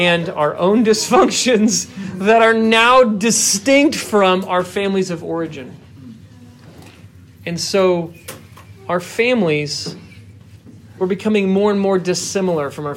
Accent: Indianapolis, Indiana, United States; also born or lived in Chicago; Sharon and I are both born and raised in Indianapolis. I grew up on the south side

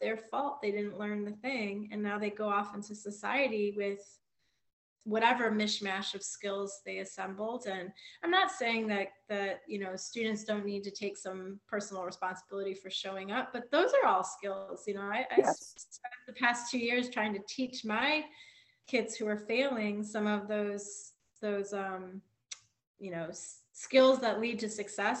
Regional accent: Flint, Michigan, United States; I grew up like in Flint, Michigan

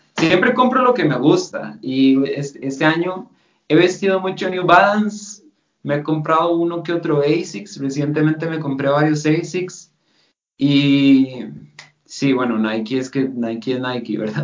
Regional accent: Costa Rica; accent: Costa Rican; first language Spanish; moved away as an adult; also born or lived in Germany; yo soy costarricense y, tengo un acento particular de Costa

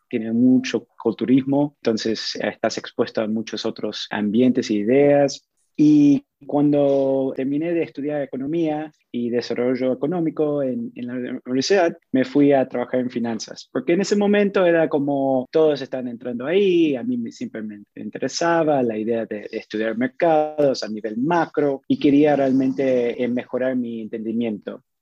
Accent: Panama; moved away; also born or lived in Montreal, Canada; mis papás son argentinos, con ellos tuve la oportunidad de moverme a diferentes países. Yo crecí mucho tiempo en, en la República de Panamá

